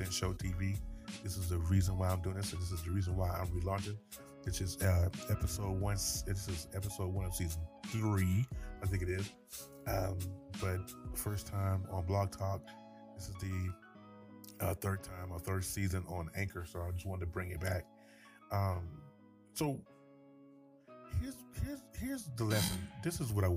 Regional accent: North Carolina, United States; I am from North Carolina

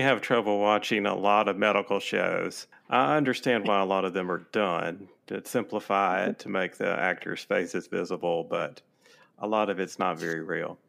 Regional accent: Mississippi, United States; moved away as an adult; now in Alabama, United States; I'm from Mississippi originally.

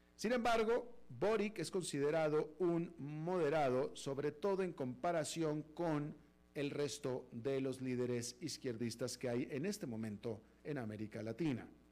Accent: Mexico; now in United States; como ciudadano americano incluso, pero soy de nacimiento mexicano

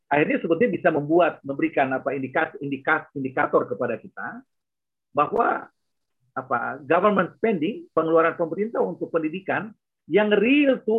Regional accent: Enarotali, Central Papua, Indonesia; Saya besar di Anarotali

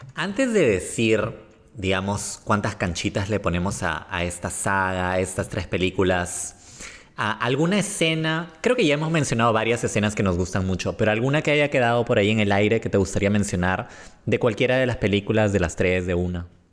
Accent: Peru; somos peruanos

